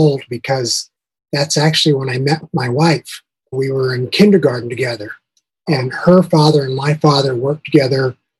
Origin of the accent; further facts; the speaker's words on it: Albuquerque, New Mexico, United States; also born or lived in St. John's, Canada; John's, Newfoundland. And from there, we got transferred to New Mexico. And I actually wound up growing up in Albuquerque. I did elementary, junior high, and high school there.